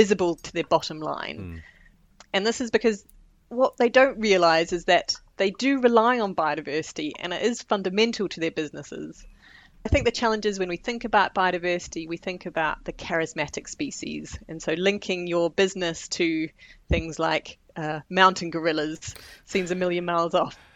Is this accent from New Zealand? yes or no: yes; New Zealand; moved away as an adult; now in United Kingdom; I'm from New Zealand originally, but I've lived in the UK now for nearly 20 years